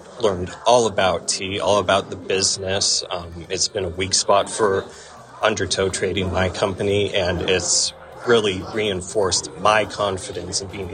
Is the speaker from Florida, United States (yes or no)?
no; Troutdale, Oregon, United States; So I'm from Troutdale, Oregon. It's a bedroom community outside of Portland.